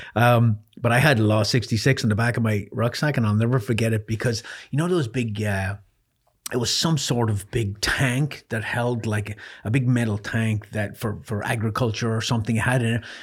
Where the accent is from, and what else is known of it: Ireland; born or raised there; moved away; also born or lived in North Carolina